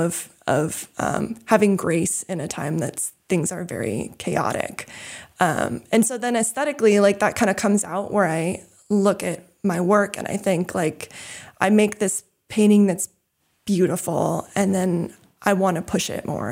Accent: New England, United States; also born or lived in California; when my brother and I were fairly young, my parents had this dream of moving to New England, and so that's kinda how we ended up here

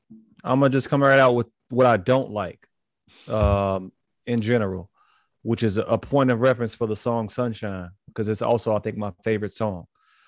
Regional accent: Chicago, Illinois, United States; I was born on the West Side.

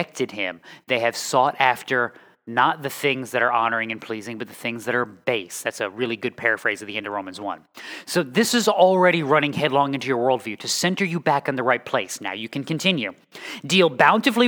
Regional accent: New England, United States; also born or lived in the South (US); now in Midwest, United States; I am from New England. I have lived in the South, and I am now in the Midwest.

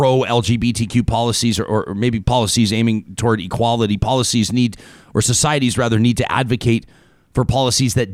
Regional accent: Calgary, Alberta, Canada; moved away; It's my hometown, as you know, down in Calgary

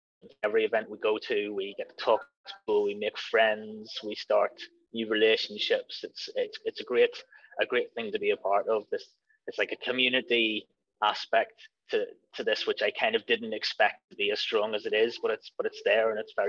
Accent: Ireland; It says a lot about the story that we can tell as Irish people.

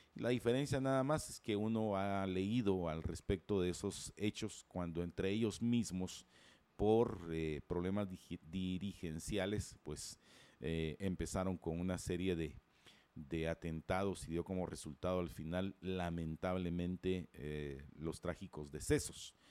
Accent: Guatemala; como ciudadanos guatemaltecos

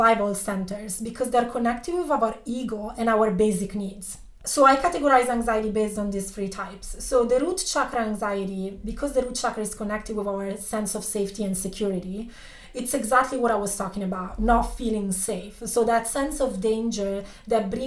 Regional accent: Italy; I was born and raised in Italy

